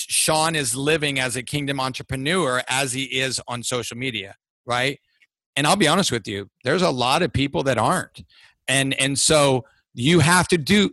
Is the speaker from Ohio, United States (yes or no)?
yes; Ohio, United States; moved away; I'm from Ohio